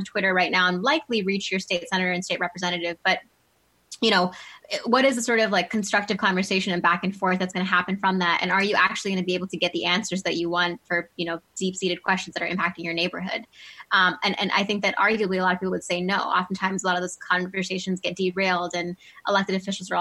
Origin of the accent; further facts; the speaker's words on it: Monroeville, Pennsylvania, United States; also born or lived in Oxford, United Kingdom; I grew up in Monroeville, went to Gateway K-12